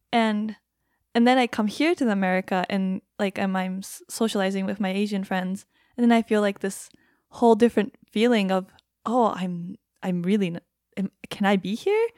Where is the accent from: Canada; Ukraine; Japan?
Japan; first language Japanese; English is a second language; moved away as an adult; now in United States; I grew up in Japan.